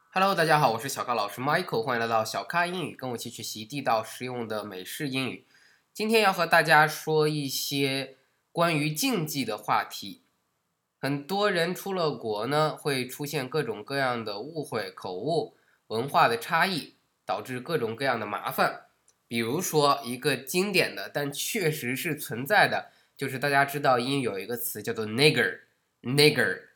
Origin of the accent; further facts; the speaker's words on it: Beijing, China; 咱们北京人